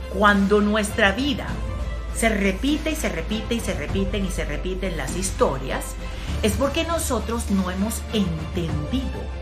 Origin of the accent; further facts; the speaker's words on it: Colombia; Yo soy de Colombia, vengo de un país de Sudamérica